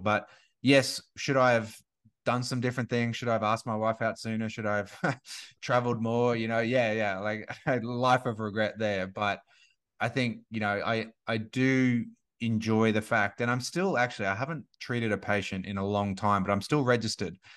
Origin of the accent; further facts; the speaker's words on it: Gold Coast, Queensland, Australia; moved away as an adult; now in Sunshine Coast, Australia; I grew up on the Gold Coast